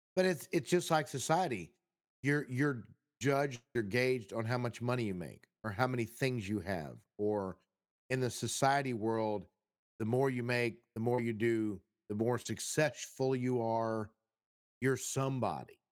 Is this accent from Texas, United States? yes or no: yes; Texas, United States; I'm from Texas